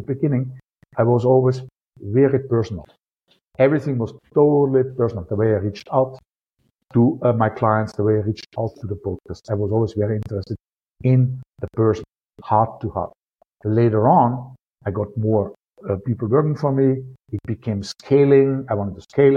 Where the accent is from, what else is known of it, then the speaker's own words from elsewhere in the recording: Austria; accent: Austrian; my Austrian accent